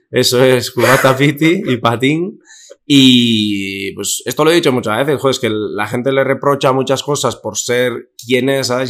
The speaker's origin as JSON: {"language": "Spanish", "town": "Zumaia", "region": "Basque Country", "country": "Spain", "moved": "as an adult", "lives_now": "Madrid, Spain", "said": "Zumaya, a Euskal Hayak, a la fiesta de, mi pueblo"}